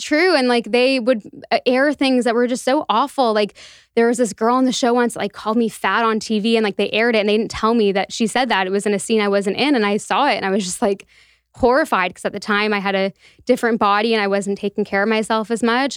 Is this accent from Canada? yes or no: yes; Toronto, Ontario, Canada; moved away as an adult; also born or lived in Halifax; I was born and raised in Toronto